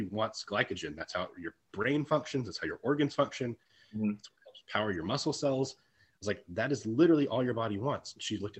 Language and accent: English; Texas, United States; growing up in Texas, it was very traditional Texas, you know, style foods.